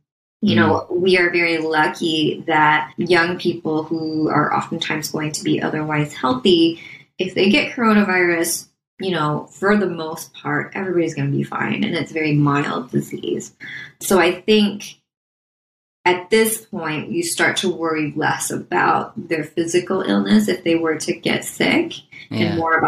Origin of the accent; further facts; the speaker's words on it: Midwest, United States; I'm not a self-promoter. I'm from the Midwest. I don't like talking about myself.